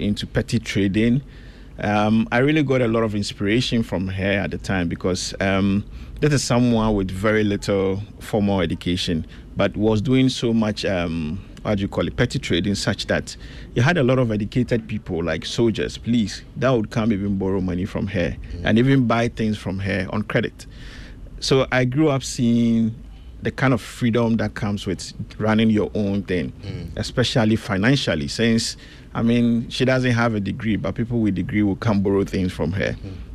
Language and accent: English; Accra, Greater Accra, Ghana; also born or lived in Sunyani / Wa; Born and raised in Fadama. Spent most of my years in Sunyani